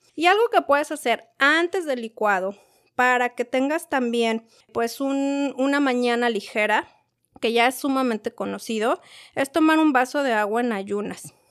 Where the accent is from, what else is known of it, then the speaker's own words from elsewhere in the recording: Mexico; yo soy de México